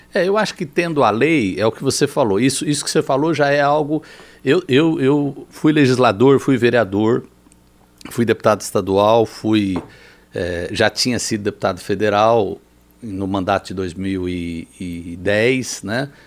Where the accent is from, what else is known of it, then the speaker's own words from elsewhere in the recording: Campinas, São Paulo, Brazil; also born or lived in southern Minas Gerais; fui criado, em, em, fui para Campinas aos quatro anos de idade